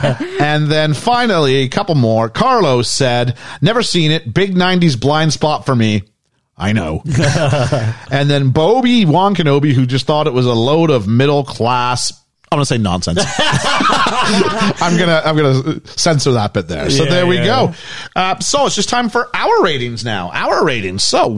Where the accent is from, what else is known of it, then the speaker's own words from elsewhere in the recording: Canada; As a Canadian, you know, I grew up here to a degree